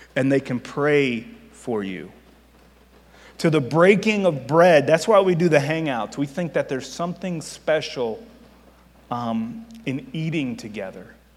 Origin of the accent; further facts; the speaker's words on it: Miami, Florida, United States; moved away as an adult; also born or lived in Virginia / Missouri; I am from Miami